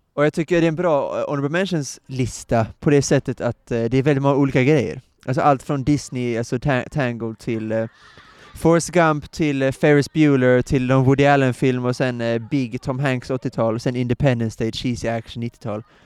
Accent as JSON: {"language": "Swedish", "region": "Skåne", "country": "Sweden", "said": "Jag som är skåning"}